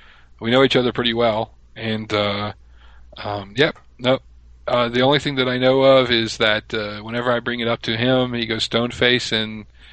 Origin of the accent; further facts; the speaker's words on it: Mobile, Alabama, United States; also born or lived in Russia; I'm originally from Mobile, Alabama. That's where I was born and raised.